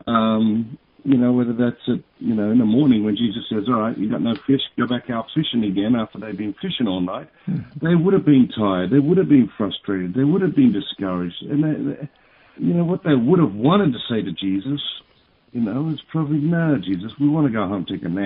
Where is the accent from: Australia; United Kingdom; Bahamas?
Australia; Sydney, New South Wales; I was born in St. Martha's Hospital in Sydney, Australia